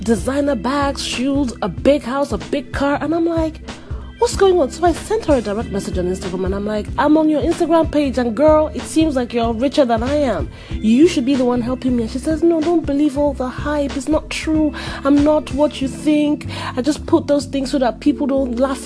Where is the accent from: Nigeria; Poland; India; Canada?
Nigeria; now in United States; I'm in America and she is in Nigeria, and I'm Nigerian